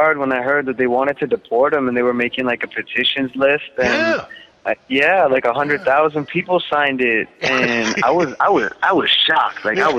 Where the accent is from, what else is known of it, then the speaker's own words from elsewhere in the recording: Canada; people used to find out I was from Canada